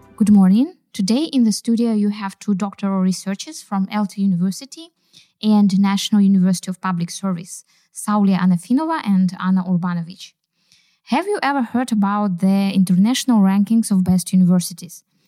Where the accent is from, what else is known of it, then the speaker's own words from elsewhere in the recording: Kazakhstan; I'm from Kazakhstan and I'm a doctoral researcher